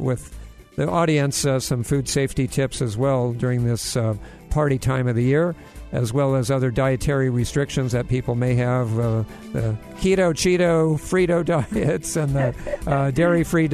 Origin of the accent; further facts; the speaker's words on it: Hawaii, United States; I grew up in Hawaii.